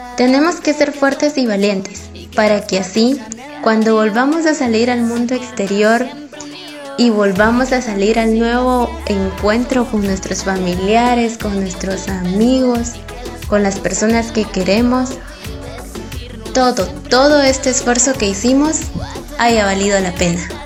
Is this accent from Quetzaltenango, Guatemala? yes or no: yes; Coatepeque, Quetzaltenango, Guatemala; moved away as an adult; soy de Coatepeque y partí a la ciudad de Quetzaltenango en busca de un sueño.